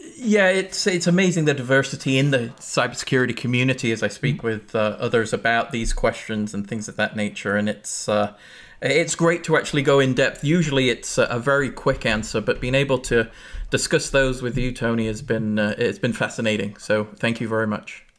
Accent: England, United Kingdom; now in United States; I grew up in England

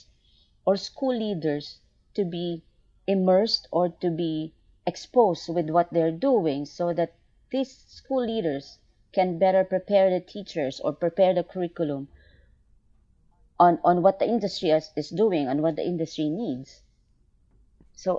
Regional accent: Philippines; I came from Asia. I'm from the Philippines.

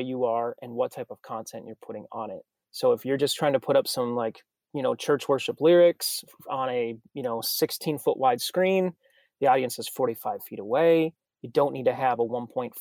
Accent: Minnesota, United States; also born or lived in Texas; now in Nashville, United States; I'm from Minnesota originally, so this is better than the snow that's all over my hometown

